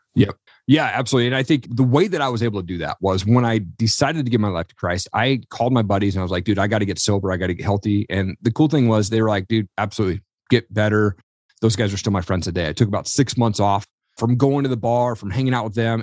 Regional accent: Eastern Washington, United States; I grew up in Eastern Washington

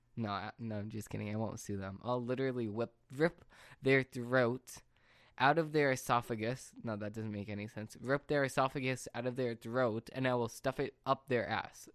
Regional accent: United States; as an American

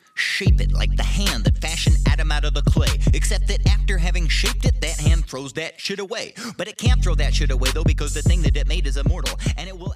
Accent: north of Seattle, Washington, United States; moved away as an adult; now in New York City, United States; I come from Washington State, from a little town north of Seattle, and it's just like surrounded in trees. Like I live, I, I grew up like playing around in the woods

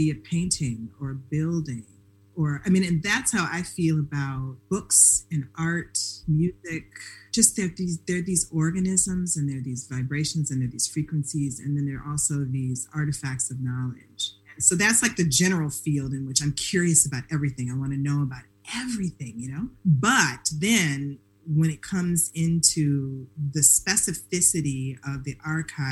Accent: Detroit, Michigan, United States; moved away as an adult; also born or lived in Mexico City, Mexico; now in Los Angeles, United States; I'm from Detroit

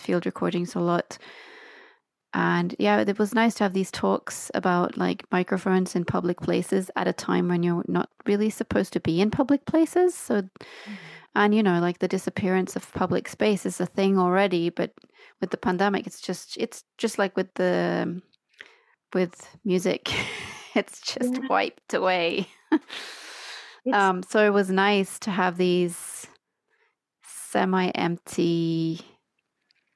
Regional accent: Oslo, Norway; accent: strange hybrid, all sorts of influenced English accent; first language Norwegian; English is a second language; also born or lived in Australia; I'm from Oslo, where I'm right now.

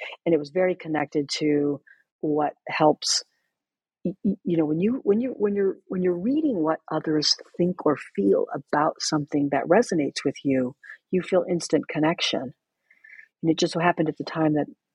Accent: United States; being Mexican American

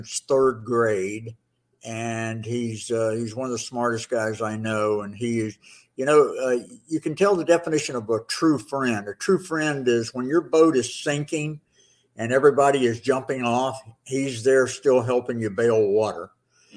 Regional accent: Florida, United States; I grew up here

